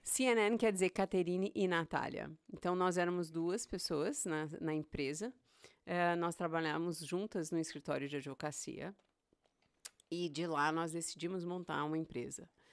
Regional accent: São Paulo, Brazil; moved away as an adult; also born or lived in Goiânia / Montreux, Switzerland; now in Boston, United States; Eu sou nascida em São Paulo, me criei Ei. em São Paulo, na capital

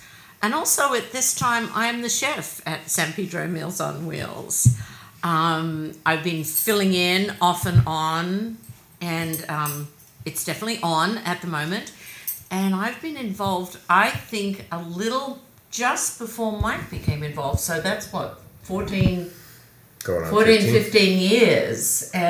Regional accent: Australia; also born or lived in London, United Kingdom; now in United States; I'm Australian. I was born in Australia. We moved around every couple of years, so I've always been itinerant there.

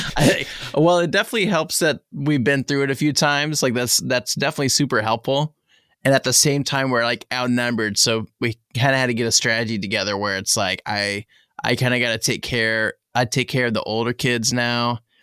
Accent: southern Indiana, United States; I grew up, you know, I spent most of my life in southern Indiana, pretty far south, like almost, almost Kentucky

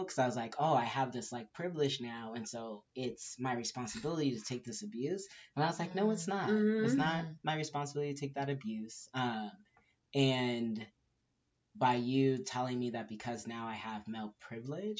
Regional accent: Southern California, United States; also born or lived in Inglewood, California / Inland Empire, California / Orange County, California / Tucson, Arizona; now in Arizona, United States; I'm originally from Southern California, grew up all over. I was born in Inglewood, grew up all over in the Empire, and Orange County, and then moved to Tucson, Arizona, lived there for about 11 years

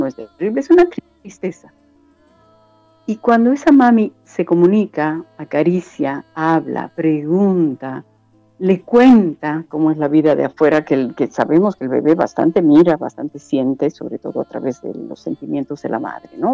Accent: Bolivia; soy boliviana

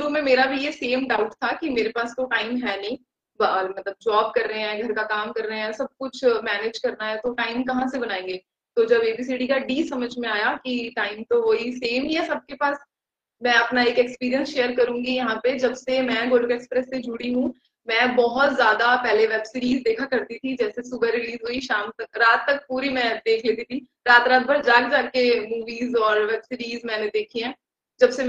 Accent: Rajasthan, India; मैं राजस्थान से बिलोंग करती हूँ

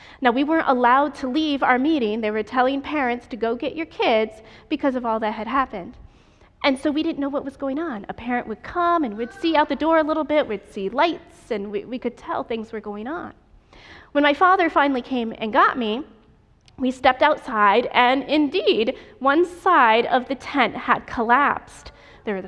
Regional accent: New York, United States; I am from New York State, and every year we went to camp meeting on the campus of Union Springs Academy

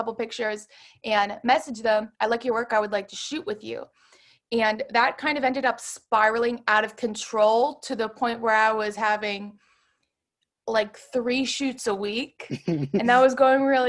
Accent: Pittsburgh, Pennsylvania, United States; moved away as an adult; now in Brooklyn, United States; one of my very close friends that I grew up with in Pittsburgh

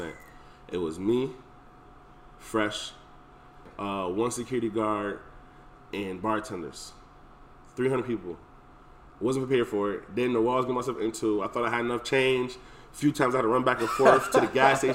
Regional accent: Hartford, Connecticut, United States; we grew up in Hartford, you know, went to schools everywhere

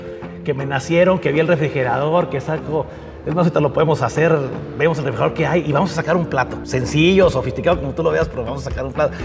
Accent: Mexico; nuestra cocina mexicana

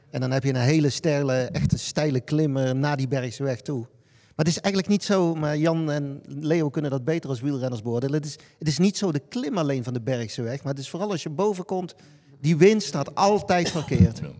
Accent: Naaldwijk, South Holland, Netherlands; ik kom uit Naaldwijk.

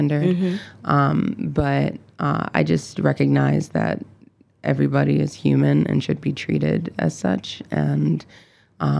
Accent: Chicago, Illinois, United States; moved away as an adult; now in Baltimore, United States; I consider Baltimore my home now, but I'm originally from Chicago.

